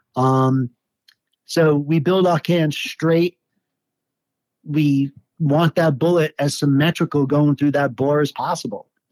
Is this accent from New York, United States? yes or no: yes; New York City, New York, United States; moved away as an adult; now in Colorado, United States; I grew up in uh, Staten Island, New York.